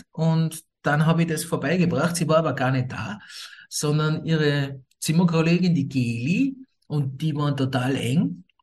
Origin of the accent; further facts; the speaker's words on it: Scotland, United Kingdom; born there; also ich bin in Schottland geboren, mein Vater kommt aus Schottland, nicht? aber meine Mutter kommt aus Österreich